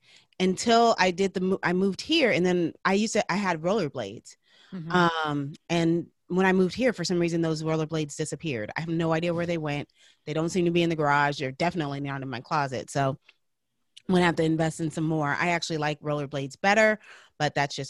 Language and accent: English; California, United States; I'm from California